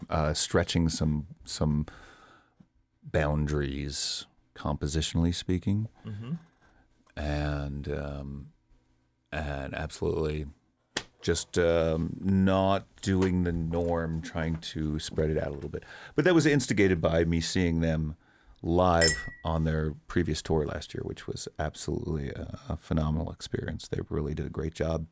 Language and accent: English; East Coast, United States; moved away; growing up on the East Coast in the era that I did was just wonderfully diverse